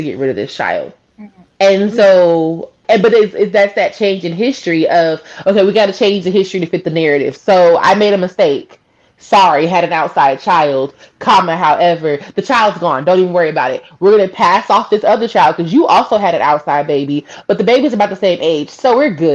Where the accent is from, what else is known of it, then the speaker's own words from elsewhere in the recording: the South, United States; being a Southerner, growing up here